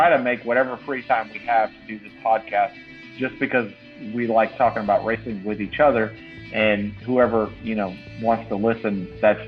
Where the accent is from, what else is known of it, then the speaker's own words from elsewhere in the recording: Alabama side of Georgia, United States; I'm from the Alabama side of Georgia